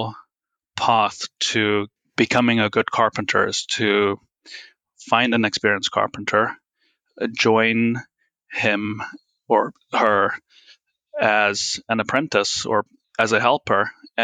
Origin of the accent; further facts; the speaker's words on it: Plettenberg Bay, Western Cape, South Africa; moved away; I'm from South Africa. Grew up on a small farm outside Plettenberg Bay.